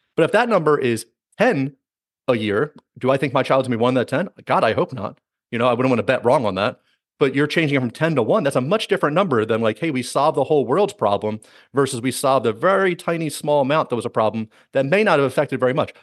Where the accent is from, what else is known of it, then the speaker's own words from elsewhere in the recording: United States; I'm American